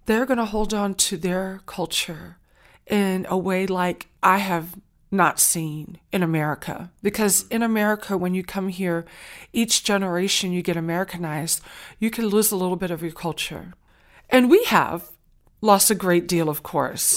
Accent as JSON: {"language": "English", "area": "Saint Helena Island", "region": "South Carolina", "country": "United States", "tie": "born or raised there", "accent": "Gullah", "first_language": "Gullah", "second_language": "English"}